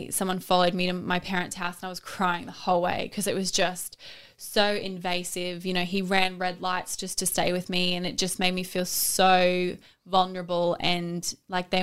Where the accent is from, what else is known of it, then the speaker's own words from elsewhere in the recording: Australia; I'm an Australian swimmer who's represented my country